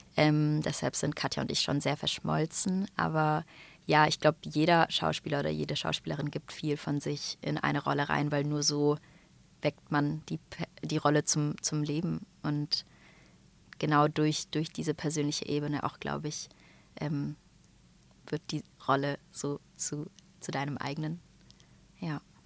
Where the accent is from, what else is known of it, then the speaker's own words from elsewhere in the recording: Stuttgart, Baden-Württemberg, Germany; aus meiner Heimat Stuttgart